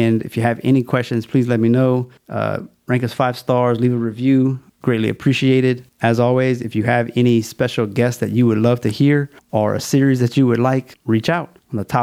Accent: Louisiana, United States; It's my home state

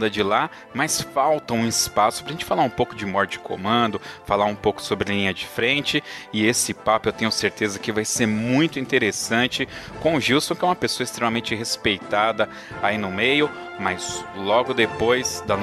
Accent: São Paulo, Brazil; Eu nasci em São Paulo, capital. São Paulo mesmo.

